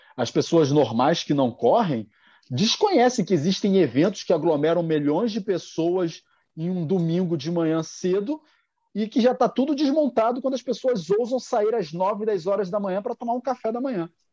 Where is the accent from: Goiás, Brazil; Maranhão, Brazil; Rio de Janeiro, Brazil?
Rio de Janeiro, Brazil; sou aqui do Rio de Janeiro